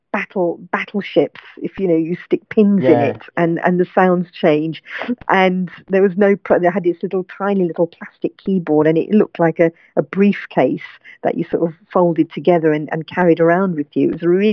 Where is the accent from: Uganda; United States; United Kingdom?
United Kingdom; London; I was born and brought up in London